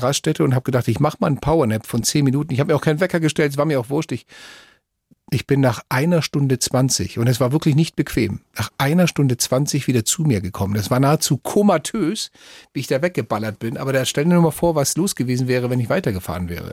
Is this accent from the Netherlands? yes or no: no; Spain; now in Germany; mein Heimatland, Spanien